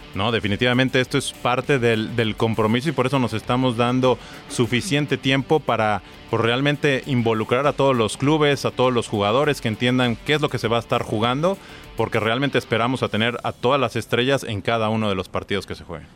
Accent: Mexico; yo soy, soy mexicano

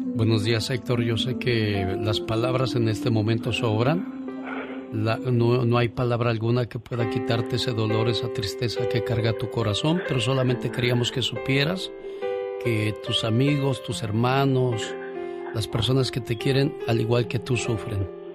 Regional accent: Mexico; now in United States

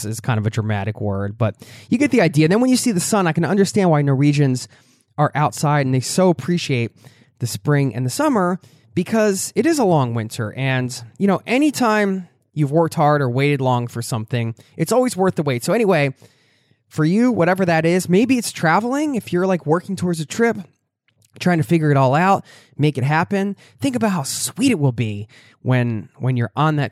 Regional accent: Philadelphia, Pennsylvania, United States; moved away as an adult; now in Norway; my hometown

